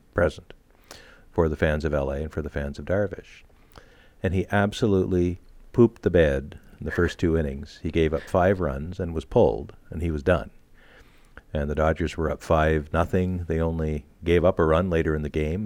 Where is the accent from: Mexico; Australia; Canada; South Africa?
Canada